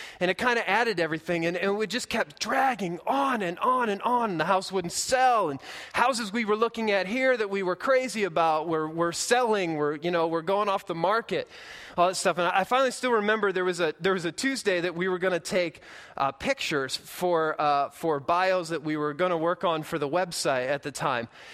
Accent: Midwest, United States; moved away as an adult; we're from the Midwest, so we know what corn looks like.

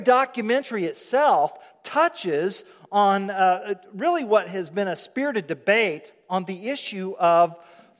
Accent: Oklahoma, United States; I'm from Oklahoma and Okies don't have accents

